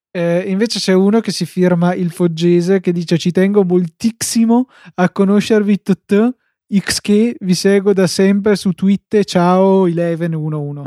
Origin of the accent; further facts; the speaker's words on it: Verona, Veneto, Italy; sono di Verona